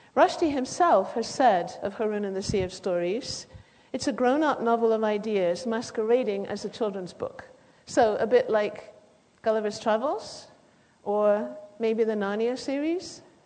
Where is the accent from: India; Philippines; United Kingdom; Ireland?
United Kingdom; as you can probably hear, I come from Britain